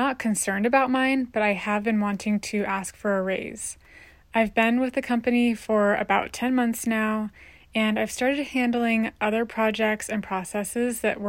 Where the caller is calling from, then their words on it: Philadelphia, Pennsylvania, United States; Hi, work wives. I'm … from Philadelphia.